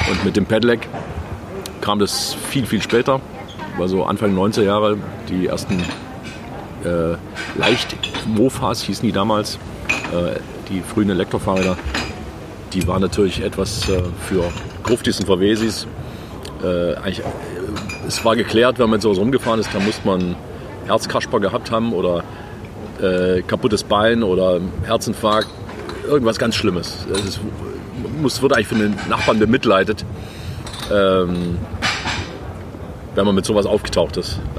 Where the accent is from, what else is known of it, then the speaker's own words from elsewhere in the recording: Stuttgart, Baden-Württemberg, Germany; Also ich komme aus Stuttgart.